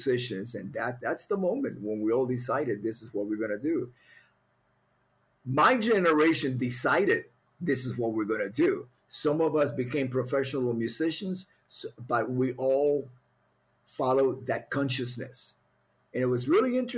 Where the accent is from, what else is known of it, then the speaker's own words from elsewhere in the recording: Cuba; first language Spanish; English is a second language; now in United States; Growing up in Cuba